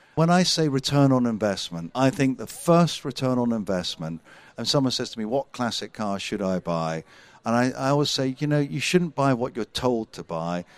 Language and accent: English; Scotland, United Kingdom; I'm a Scotsman